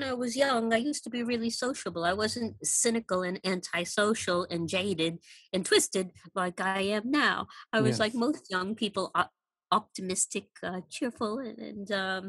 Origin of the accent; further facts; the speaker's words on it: San Francisco, California, United States; now in United Kingdom; especially since I came from San Francisco.